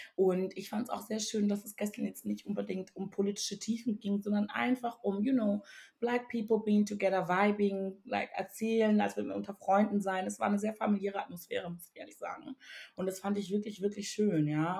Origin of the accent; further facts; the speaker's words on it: Togo; moved away; ich komme aus dem wunderschönen Togo ähm, oder bin besser gesagt da aufgewachsen